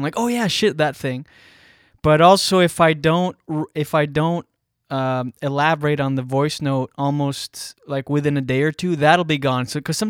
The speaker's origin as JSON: {"language": "English", "region": "New Brunswick", "country": "Canada", "tie": "born or raised there", "said": "I grew up in small town New Brunswick"}